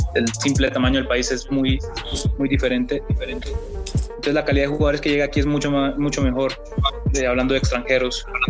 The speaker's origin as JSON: {"language": "Spanish", "town": "Barranquilla", "region": "Atlántico", "country": "Colombia", "tie": "born or raised there", "also_born_or_lived": "Cartagena / Bucaramanga / California", "moved": "as an adult", "lives_now": "Mexico", "said": "Yo nací en Barranquilla"}